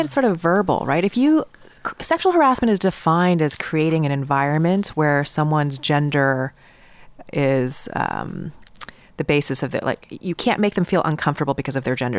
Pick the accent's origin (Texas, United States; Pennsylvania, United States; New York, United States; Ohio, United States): New York, United States; I'm in from New York